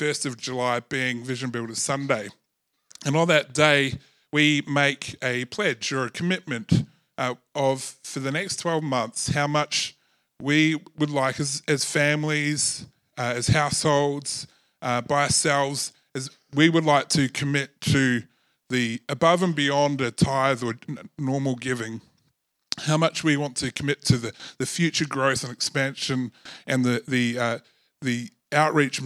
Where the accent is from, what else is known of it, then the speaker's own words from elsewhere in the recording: New Zealand; I was born in New Zealand